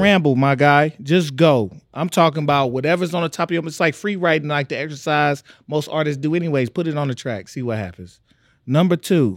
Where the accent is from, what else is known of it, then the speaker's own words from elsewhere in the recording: Tyler, Texas, United States; I'm from Tyler, Texas